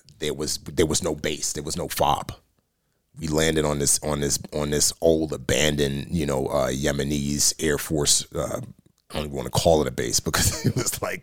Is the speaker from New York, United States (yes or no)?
yes; New York City, New York, United States; moved away; growing up in the Bronx